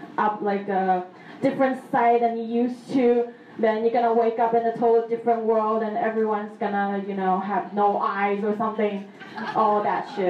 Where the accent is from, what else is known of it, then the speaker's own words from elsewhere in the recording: Taiwan; growing up in Taiwan, you know, a lot of superstitious things going on